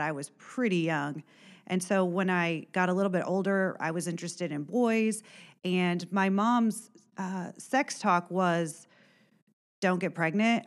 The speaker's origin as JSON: {"language": "English", "area": "Warren County", "region": "Indiana", "country": "United States", "tie": "born or raised there", "also_born_or_lived": "Illinois", "said": "I am from Warren County originally, grew up, uh, on a farm"}